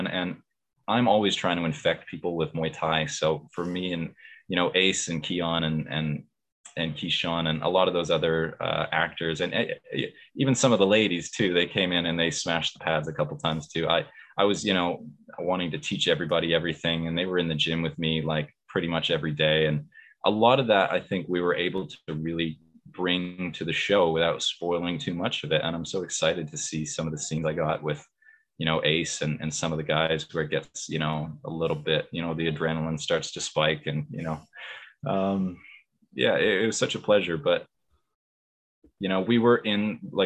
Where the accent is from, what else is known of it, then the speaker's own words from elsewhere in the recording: Canada; also born or lived in Vancouver; I'm from the West Coast